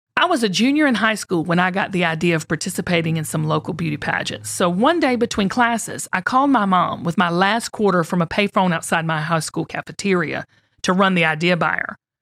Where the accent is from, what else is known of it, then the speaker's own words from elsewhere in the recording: Lilburn, Georgia, United States; I had a tight-knit, loving family as I grew up in Lilburn, Georgia